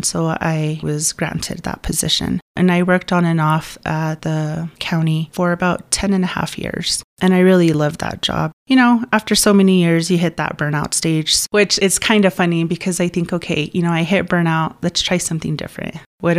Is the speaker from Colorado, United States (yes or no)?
yes; Monte Vista, Colorado, United States; also born or lived in El Paso, Texas / Center, Colorado; Since third grade, I've been here. I like to say I was raised here. I mean, I've been here most of my life.